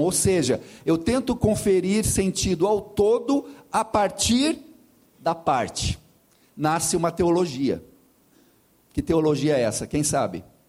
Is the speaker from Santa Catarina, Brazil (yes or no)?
no; Curitiba, Paraná, Brazil; also born or lived in Romania / United States / Amazon region; sou de Curitiba